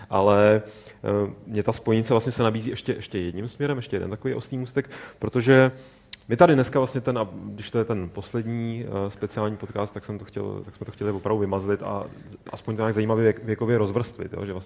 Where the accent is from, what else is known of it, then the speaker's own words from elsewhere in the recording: Prague, Czechia; já jsem Pražák. Já no. jsem, teda